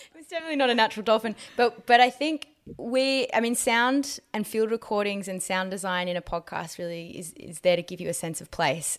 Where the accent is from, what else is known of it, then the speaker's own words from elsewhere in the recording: Australia; growing up in Australia